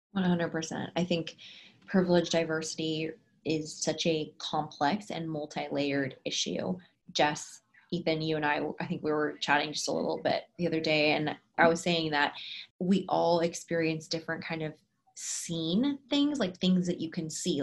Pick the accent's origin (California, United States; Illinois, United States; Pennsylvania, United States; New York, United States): California, United States; San Francisco; I was born in San Francisco, California